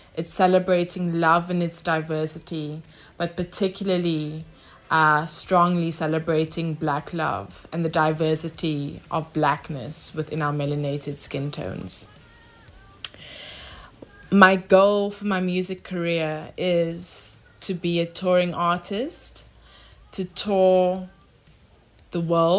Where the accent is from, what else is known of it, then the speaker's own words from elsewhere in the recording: Cape Town, Western Cape, South Africa; also born or lived in London, United Kingdom; I'm a singer-songwriter and also a transdisciplinary in the sphere of creativity. I was born in Cape Town, Grassy Park, with strong rooted roots in Upington, Namibia, Durban, and also a place that I grew up for a long time, London in the UK.